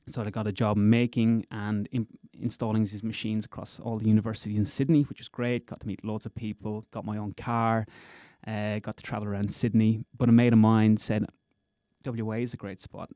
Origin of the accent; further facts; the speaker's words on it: Gorey, Leinster, Ireland; moved away as an adult; now in Perth, Australia; I'm originally from a little town in Ireland called Goree, County Wexford.